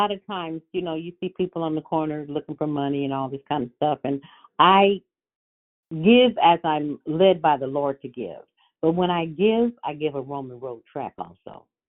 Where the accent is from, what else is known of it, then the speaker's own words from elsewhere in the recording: California, United States; I'm from California.